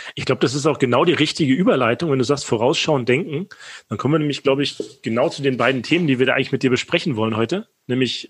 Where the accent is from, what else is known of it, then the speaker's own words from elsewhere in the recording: Rostock, Mecklenburg-Vorpommern, Germany; moved away; in Rostock